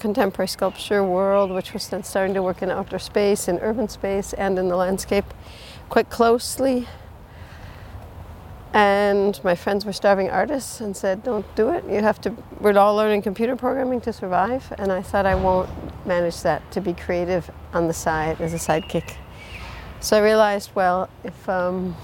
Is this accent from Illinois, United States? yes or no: yes; Chicago, Illinois, United States; now in Zurich, Switzerland; I'm from Chicago